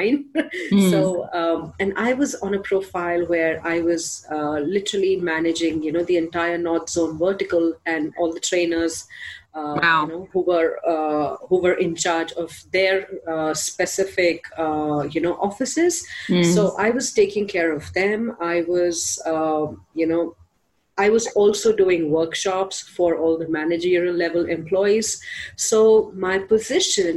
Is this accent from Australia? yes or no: no; India; I'm from India